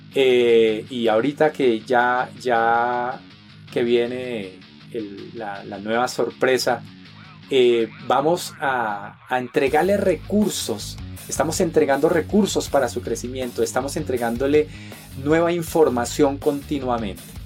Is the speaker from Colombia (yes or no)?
yes; Colombia; en mi país, en Colombia